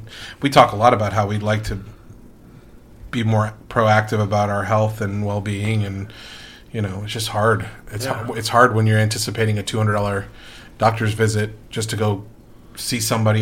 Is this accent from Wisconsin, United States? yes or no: no; Northern Virginia, United States; I grew up in the South, but in Northern Virginia for the most part, in a rural area